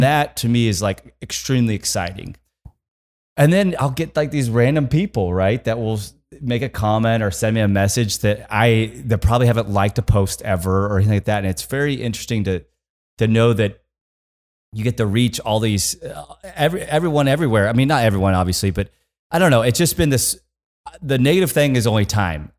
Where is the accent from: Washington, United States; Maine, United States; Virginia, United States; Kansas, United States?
Kansas, United States; I'm from Kansas.